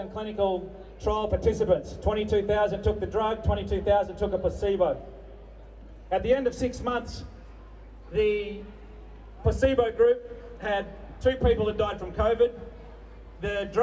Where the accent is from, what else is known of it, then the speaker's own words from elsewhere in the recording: the Pilbara, Western Australia, Australia; I'm from the Pilbara